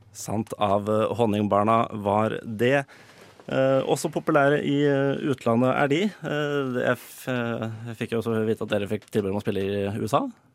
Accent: Drøbak, Akershus, Norway; Jeg, jeg er jo fra Drøbak

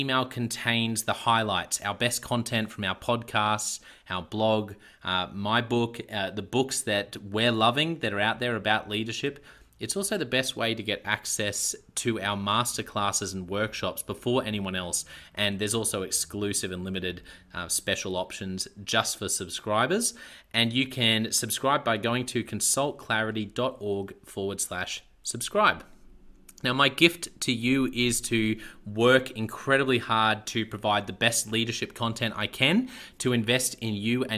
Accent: Australia; accent: Aussie; my Aussie accent

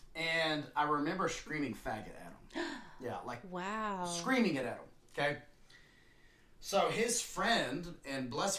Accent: West Texas, United States; growing up in West Texas high school, junior high

